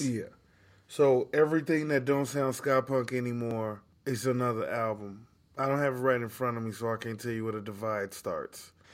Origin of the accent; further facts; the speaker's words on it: Chicago, Illinois, United States; I'm just a kid from Chicago